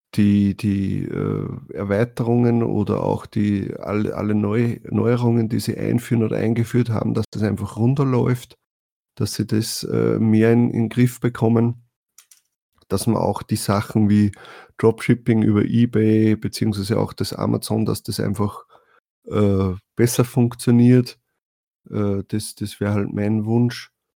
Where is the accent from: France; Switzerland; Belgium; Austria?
Austria; als Österreicher